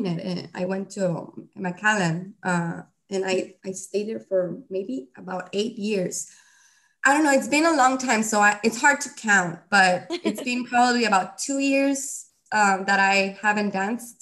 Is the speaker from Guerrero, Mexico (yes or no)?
no; Reynosa, Tamaulipas, Mexico; I'm from Reynosa, and my parents come from Mexico City